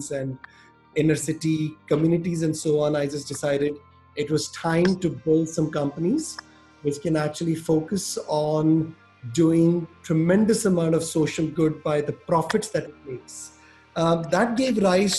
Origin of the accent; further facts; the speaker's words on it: Orissa, Odisha, India; moved away as an adult; also born or lived in Delhi, India; now in Caribbean; I grew up in India, in a state called Orissa, which is in the east of India